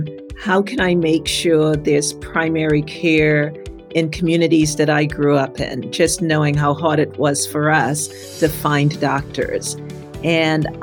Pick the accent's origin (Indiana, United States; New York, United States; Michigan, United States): New York, United States; New York City; also born or lived in Trinidad; I'm from Brooklyn, New York